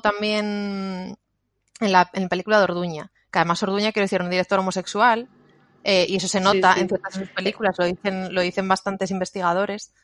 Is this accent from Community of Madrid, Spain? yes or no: no; Asturias, Spain; nosotras somos de, de Asturias